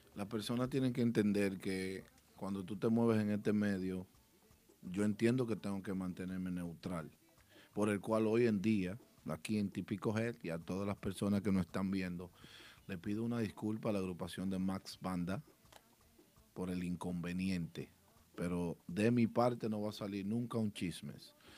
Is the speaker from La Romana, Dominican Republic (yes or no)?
no; Santiago de los Caballeros, Santiago, Dominican Republic; Rubirosa y Chovy y yo somos de Santiago.